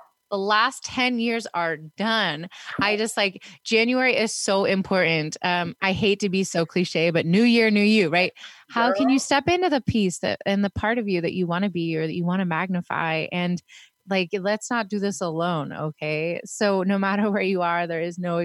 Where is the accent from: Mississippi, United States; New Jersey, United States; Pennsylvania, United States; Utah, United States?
Pennsylvania, United States; Pittsburgh; moved away; also born or lived in Sacramento, California; I'm from Pittsburgh. I mean, back then when I lived there